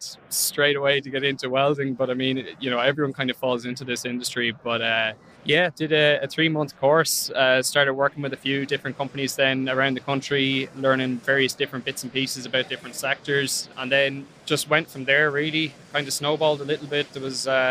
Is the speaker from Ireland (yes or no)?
yes; Ireland; I'm from Ireland, and I own a small welding company in Ireland